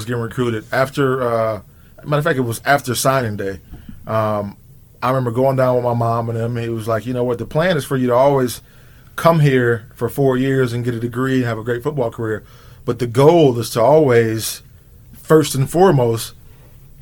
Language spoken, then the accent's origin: English; Akron, Ohio, United States; I'm broke, I'm poor, I'm coming from Akron. I got 10 brothers and sisters at home